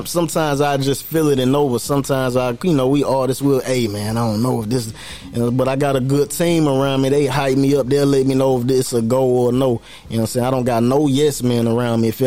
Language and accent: English; Norristown, Pennsylvania, United States; born there; also born or lived in North Carolina; I was born in Norristown, Pennsylvania though.